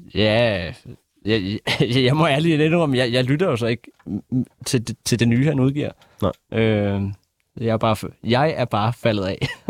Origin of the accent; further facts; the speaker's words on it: Bornholm, Capital Region of Denmark, Denmark; os alle tre i …, vi kommer fra Bornholm, hvilket er provinsen